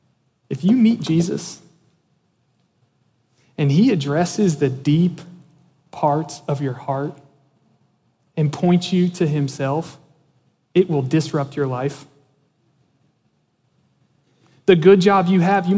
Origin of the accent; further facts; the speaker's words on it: Antietam Creek, Maryland, United States; Growing up, we grew up on the Antietam Creek in Maryland